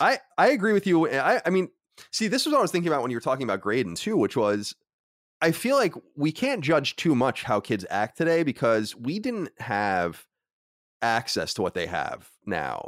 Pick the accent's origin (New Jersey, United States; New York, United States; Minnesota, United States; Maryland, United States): New York, United States; Long Island; Growing up on Long Island